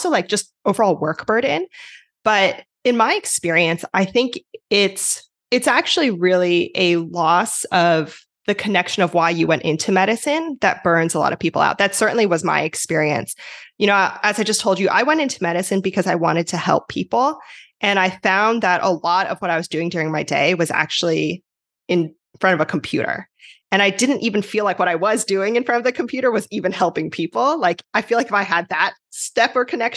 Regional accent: New Jersey, United States; moved away as an adult; now in California, United States; I'm originally from New Jersey, although now I'm out in California.

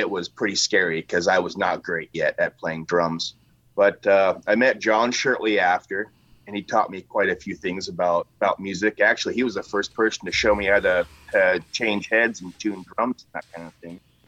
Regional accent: Washington, United States; I'm a native of Washington

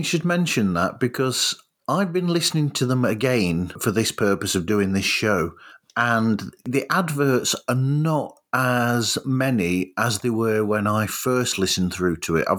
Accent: United Kingdom; As a Brit

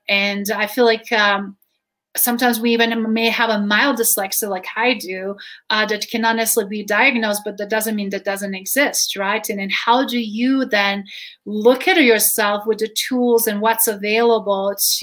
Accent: Croatia; English is a second language; now in Colorado, United States; I'm Croatian, but I grew up with two writing and reading styles

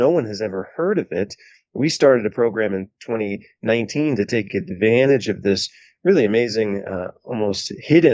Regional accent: Van Wert, Ohio, United States; my hometown of Van Wert, Ohio

